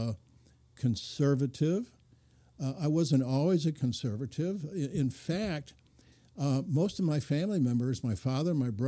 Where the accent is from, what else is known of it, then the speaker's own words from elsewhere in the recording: Lansing, Michigan, United States; grew up in a automobile industry town in Lansing